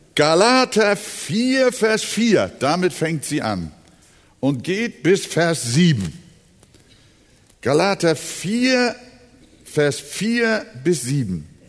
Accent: Hamburg, Germany; now in Quickborn, Germany; Wir wohnen ja draußen in äh, Quickborn, Schleswig-Holstein. Aber wir sind ja Hamburger, seit 1943 bin ich schon hier in Hamburg.

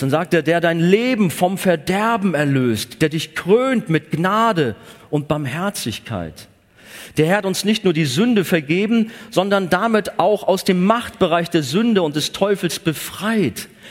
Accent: Germany; gerade auch als Deutsche

